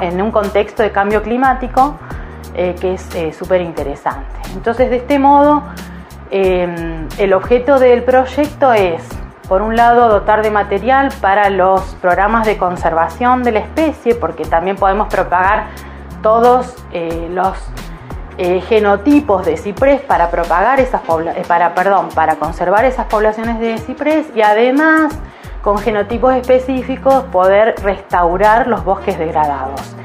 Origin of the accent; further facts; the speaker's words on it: Esquel, Chubut, Argentina; moved away as an adult; also born or lived in Córdoba, Argentina; Soy patagónica, nacida en Esquel, así que después de unos años de estar en Córdoba decidí volver